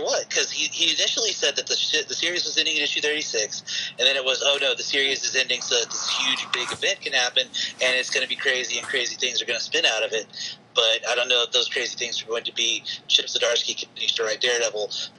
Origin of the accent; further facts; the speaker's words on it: the South, United States; being a Southerner